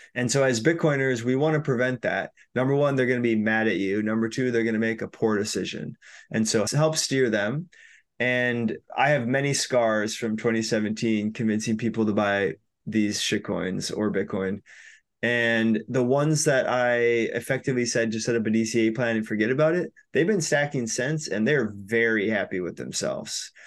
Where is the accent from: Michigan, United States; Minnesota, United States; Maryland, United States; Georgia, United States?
Minnesota, United States; also born or lived in Chiang Mai, Thailand / Bali, Indonesia; I'm from Minnesota, went to school here